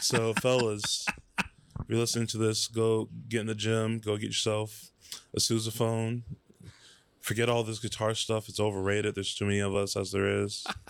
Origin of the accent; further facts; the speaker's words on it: Dallas, Texas, United States; moved away; also born or lived in Addison / Garland / Plano / McKinney; So I grew up in Dallas originally